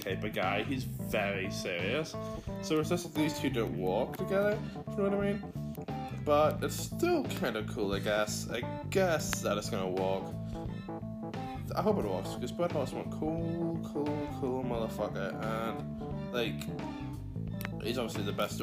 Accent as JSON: {"language": "English", "country": "Ireland", "said": "I am from Ireland"}